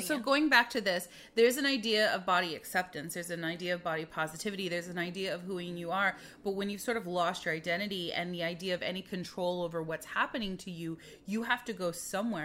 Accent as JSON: {"language": "English", "region": "Midwest", "country": "United States", "tie": "born or raised there", "said": "growing up in the Midwest, we didn't have the medical care that we needed"}